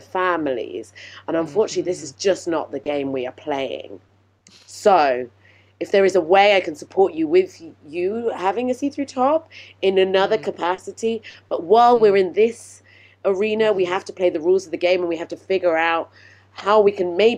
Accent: United Kingdom; I'm British.

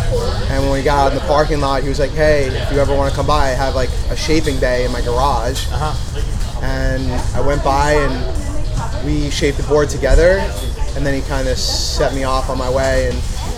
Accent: West Hempstead, New York, United States; also born or lived in Long Beach, New York; So I'm originally from West Hempstead, Long Island. Currently live in Long Beach, New York.

